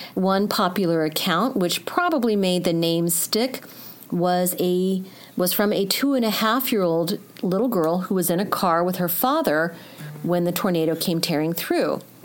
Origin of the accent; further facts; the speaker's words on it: Missouri, United States; I am a Missouri girl through and through